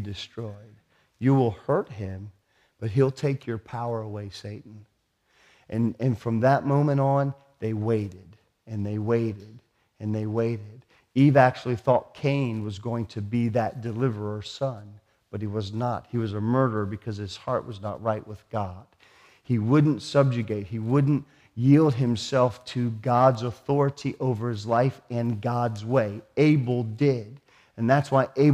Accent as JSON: {"language": "English", "country": "United States", "said": "I'm American"}